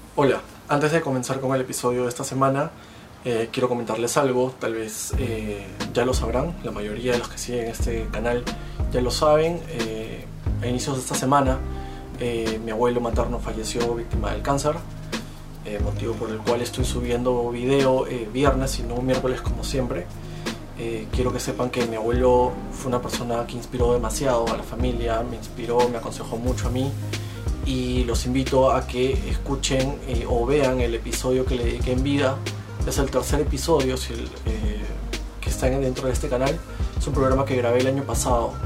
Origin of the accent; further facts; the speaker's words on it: Peru; nosotros como peruanos